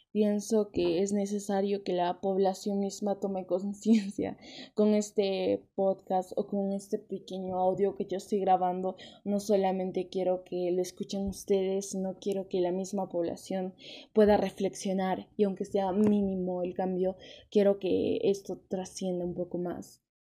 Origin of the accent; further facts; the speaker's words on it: Peru; las lenguas nativas y lingüísticas que tenemos en el Perú